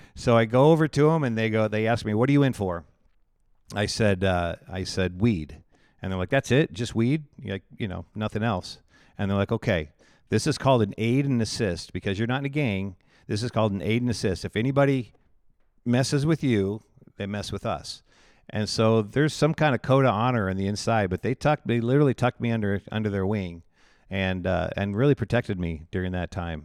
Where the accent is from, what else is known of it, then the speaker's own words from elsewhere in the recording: Indianola, Iowa, United States; also born or lived in Texas; now in Pella, United States; I grew up in Indianola, Iowa